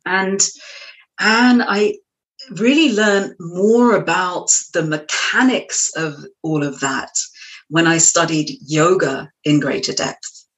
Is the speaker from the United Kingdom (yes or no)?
yes; London, United Kingdom; accent: British; moved away as an adult; now in Marblehead, United States; I was actually um, raised in London, in the suburbs of West London, and uh, I moved to the United States in 2003.